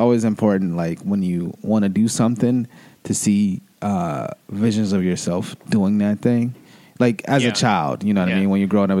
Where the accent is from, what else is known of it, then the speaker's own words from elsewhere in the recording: United States; now in Toronto, Canada; my experience growing up in America to come into Canada and living in Toronto